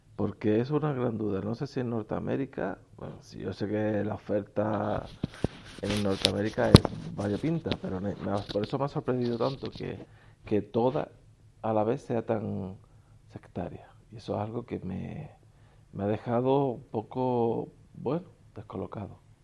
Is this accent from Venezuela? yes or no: no; Spain; En mi país, España